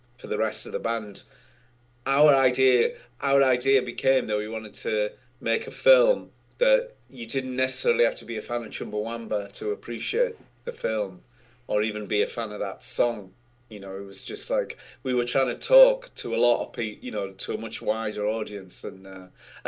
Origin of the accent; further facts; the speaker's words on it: North East England, United Kingdom; I grew up in the northeast of England in a really small industrial town